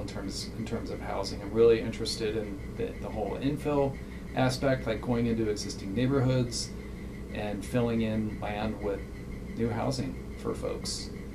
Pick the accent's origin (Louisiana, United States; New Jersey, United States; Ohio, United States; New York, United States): Ohio, United States; Cincinnati; moved away as an adult; now in Albuquerque, United States; I'm originally from Cincinnati